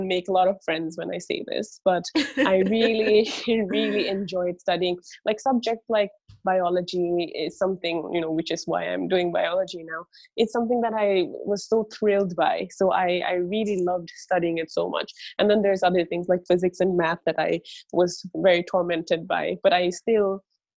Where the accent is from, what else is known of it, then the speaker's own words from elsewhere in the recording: Singapore; also born or lived in Bangladesh; I was born in Bangladesh, and that's where my grandparents and my extended family still lives in right now. And my parents migrated to Singapore. So, you know, we're like the first generation immigrant family. And they moved to Singapore when I was about 4 or 5 years old. Right. So I grew up I only remember mostly about growing up in Singapore